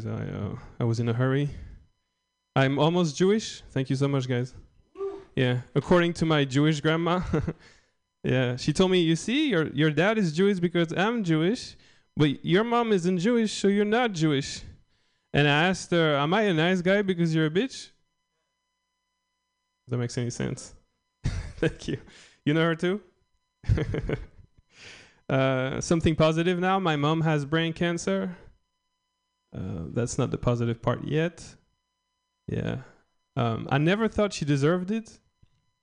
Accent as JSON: {"language": "English", "country": "France", "also_born_or_lived": "Philadelphia", "second_language": "English", "moved": "as an adult", "said": "I'm just French. I'm from a small village in France"}